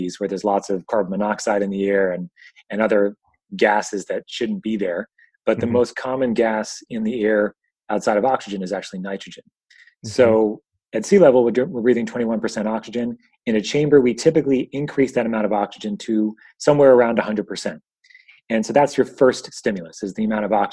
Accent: Northport, New York, United States; I grew up in New York, Long Island, to be kind of exact, a place called Northport

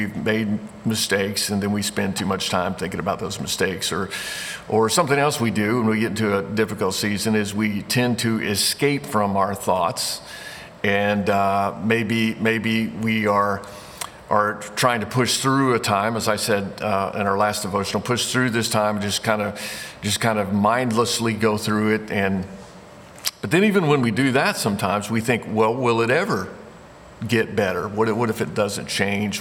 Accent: Indiana, United States; moved away as an adult; I grew up in Indiana. Moved away from there when I was 18 years old to go to college

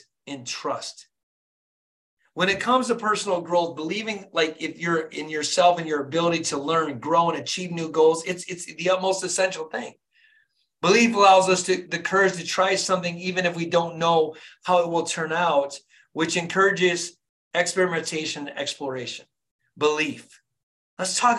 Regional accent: Flint, Michigan, United States; born and raised in Flint, Michigan

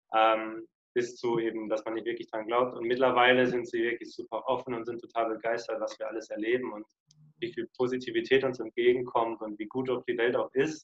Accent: Lörrach, Baden-Württemberg, Germany; moved away; Südwestdeutschland, also der südwestlichste Punkt Deutschlands, wo man sein kann, der heißt Lörrach

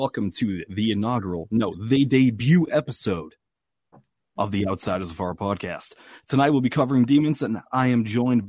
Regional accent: Boston, Massachusetts, United States; And I am from the city of sports champions, Boston, Massachusetts.

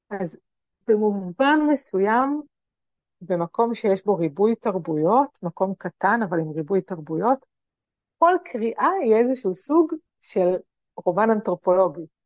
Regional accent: Tel Aviv, Tel Aviv District, Israel; נכון, אני גדלתי במשפחה תל אביבית חילונית.

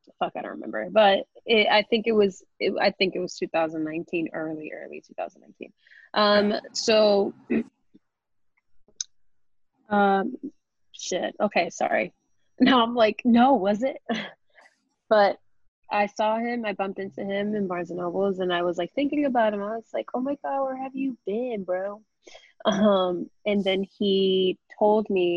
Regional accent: New York City, New York, United States; I am from the Bronx. So it felt more like home.

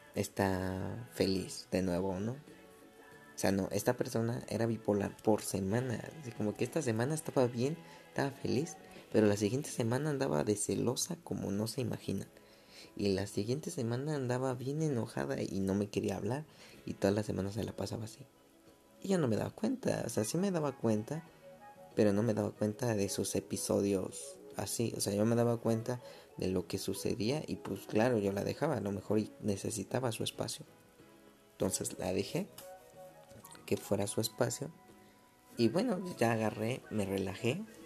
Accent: Mexico City, Mexico; yo soy de la Ciudad de México

